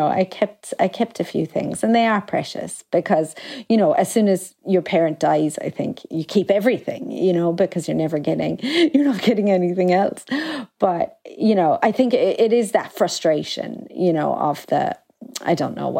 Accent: Ireland; my mother was like a modern Irish woman, you know, and I grew up in the Ireland of the 90s.

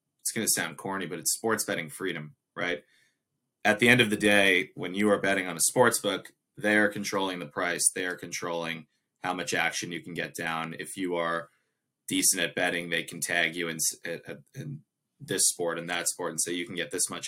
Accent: United States; being an American

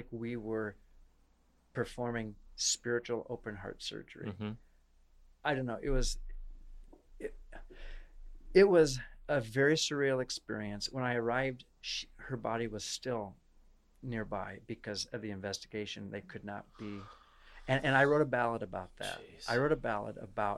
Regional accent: Iowa, United States; from Iowa. I'm from Iowa

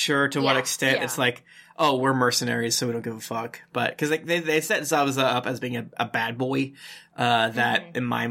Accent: United States; as an American

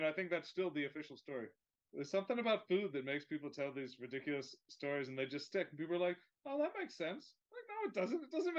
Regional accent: Westchester, New York, United States; I grew up in Westchester

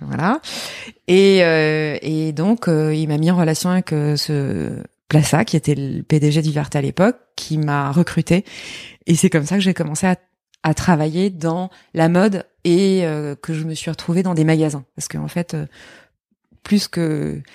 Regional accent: Lorraine, Grand Est, France; moved away; also born or lived in Paris; j'étais un peu la seule fille coincée entre deux garçons euh, en Lorraine. Je suis Lorraine.

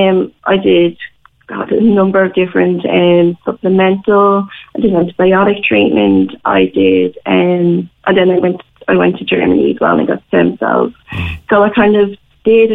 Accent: Dublin, Leinster, Ireland; now in Cork, Ireland; I'm from Dublin. I lived in Dublin at the time and now in Cork

